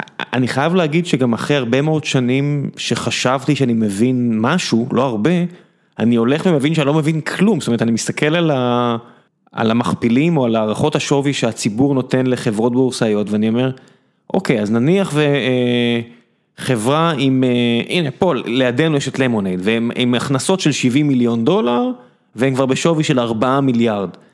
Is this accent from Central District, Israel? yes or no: no; Beersheba, Southern District, Israel; וכשאתה גדל בבאר שבע, ו- ורוב האנשים מזרחיים סביבך